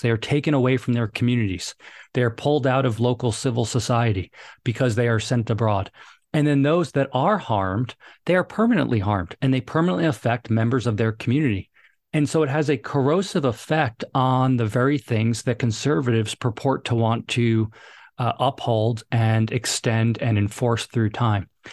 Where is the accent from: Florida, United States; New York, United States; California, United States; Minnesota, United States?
New York, United States; New York City; moved away as an adult; also born or lived in Hoboken, New Jersey / Fairfax, Virginia; I grew up in New York City, uh, or right outside New York City.